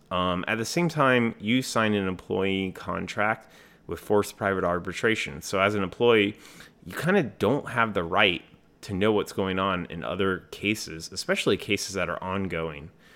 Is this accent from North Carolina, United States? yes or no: yes; Raleigh, North Carolina, United States; my hometown, Raleigh, North Carolina